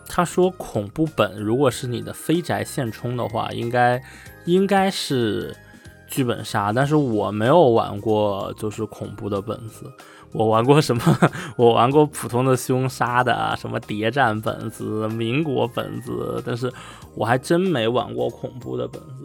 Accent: China; now in Netherlands; 我是一个中国人

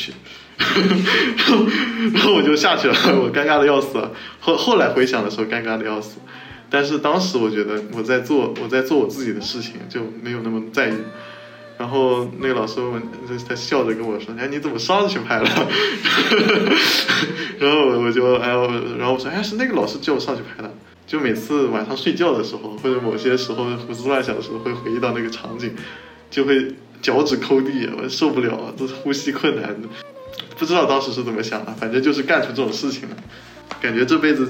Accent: South China, China; 其实我是一个南方人，

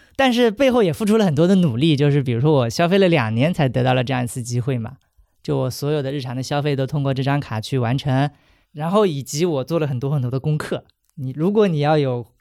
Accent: Hangzhou, Zhejiang, China; moved away; 回杭州，也就是我的家乡

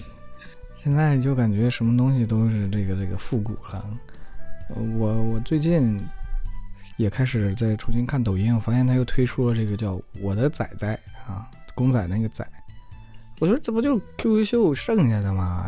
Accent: Jiayin, Heilongjiang, China; 自己也成长于一个叫嘉音的县城

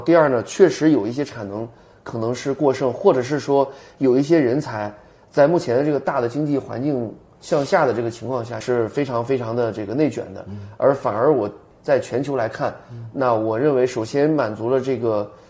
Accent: China; 我们是中国人

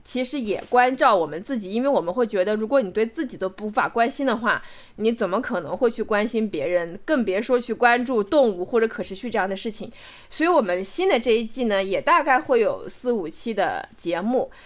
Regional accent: Macau; moved away; 澳门这个城市对于我来说，我虽然没有出生在那个地方，但是我是在那个地方成长，在那个地方成年，在那个地方认识这样一个世界

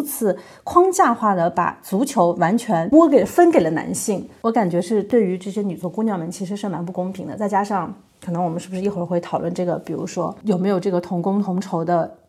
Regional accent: China; moved away as an adult; now in Germany; 因为我现在在德国，你比较一下在德国踢球的感觉和在中国踢球感觉，那完全不一样。

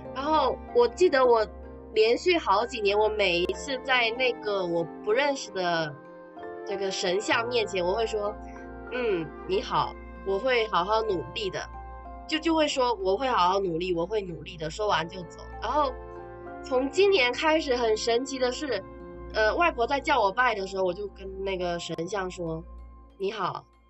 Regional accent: Fujian, China; 我们闽南这边很喜欢烧香拜佛嘛

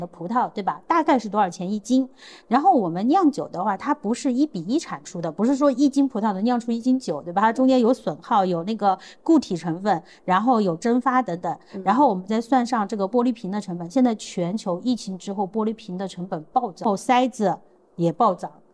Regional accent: Sichuan, China; 因为我来自于四川嘛

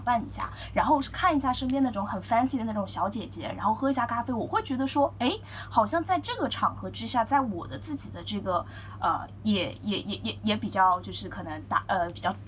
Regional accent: Shanghai, China; 静安区这个地方，它是我生活的边处

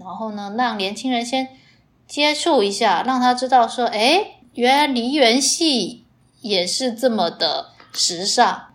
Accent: Fujian, China; accent: 地瓜腔 (Fujian-accented Mandarin); 原谅我的地瓜腔就行了

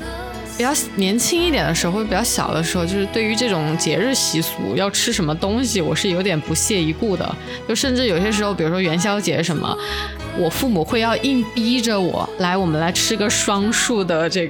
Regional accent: South China, China; 作为一个南方人，很难下手购买这个鲜肉月饼。我觉得这个不是我们体系的东西。

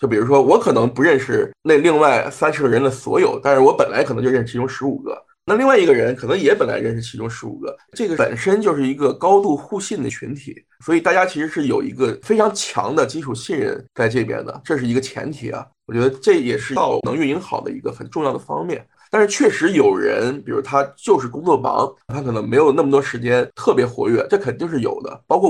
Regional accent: China; 对，亚洲只有我一个，只有我一个中国人嘛。

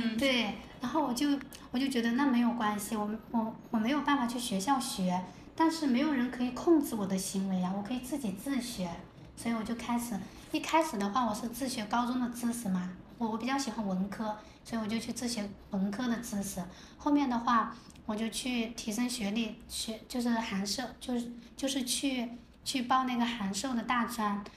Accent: Fengcheng, Jiangxi, China; now in Shenzhen, China; 我的故乡是在江西丰城。嗯。我我现在是坐标在中国第一个经济特区彭城，也就是深圳啦

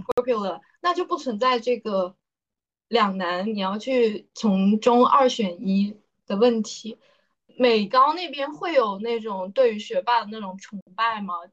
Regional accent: China; 作为一个中国人来讲

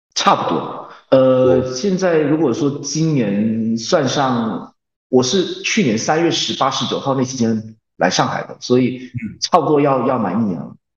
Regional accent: Malaysia; moved away as an adult; now in South Korea; 因为我打小就在马来西亚那边说，学习。然后到高中的时候也是有在不停地学，就是我们那边的教育是这样

